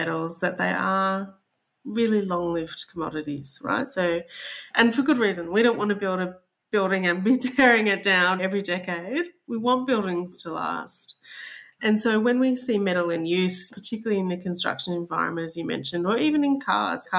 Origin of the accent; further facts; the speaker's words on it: Australia; accent: Australian; I'm sure they'll be able to tell by my accent that I'm Australian.